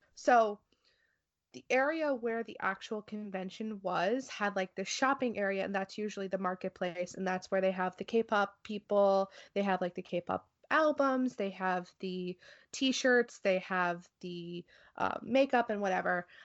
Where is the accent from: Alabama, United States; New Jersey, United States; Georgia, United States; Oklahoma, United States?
New Jersey, United States; I am from New Jersey